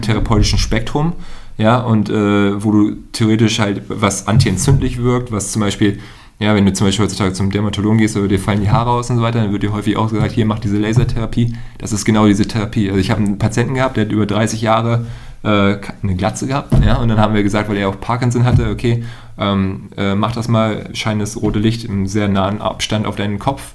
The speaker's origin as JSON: {"language": "German", "town": "Hohenhameln", "region": "Lower Saxony", "country": "Germany", "tie": "born or raised there", "said": "in der Nähe von Hannover, Hildesheim, äh, in Hohenhameln"}